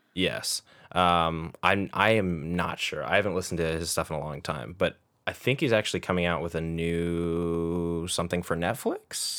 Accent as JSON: {"language": "English", "country": "United States", "said": "as an American"}